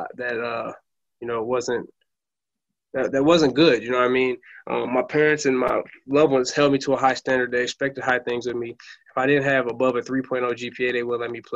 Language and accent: English; Flint, Michigan, United States; I'm from Flint, Michigan, and that's what I consider my hometown